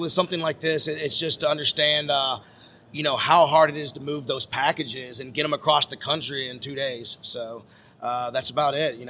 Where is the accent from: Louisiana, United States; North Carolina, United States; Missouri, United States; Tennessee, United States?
Tennessee, United States; Franklin; we grew up in Franklin, Tennessee.